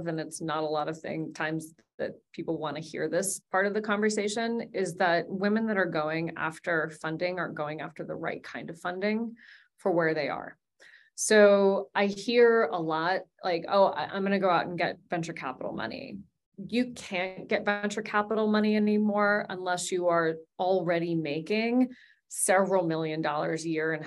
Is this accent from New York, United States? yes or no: no; Wyoming, United States; My parents, they designed a sandbox for us in our backyard in Wyoming